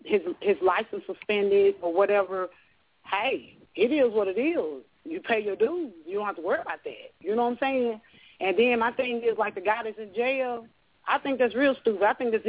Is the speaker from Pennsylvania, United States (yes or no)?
no; Arkansas, United States; I'm from Arkansas.